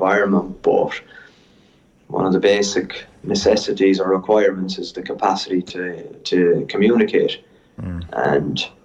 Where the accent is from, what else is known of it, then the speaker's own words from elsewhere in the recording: Ireland; moved away as an adult; now in La Rochelle, France; I'm from Ireland coaching there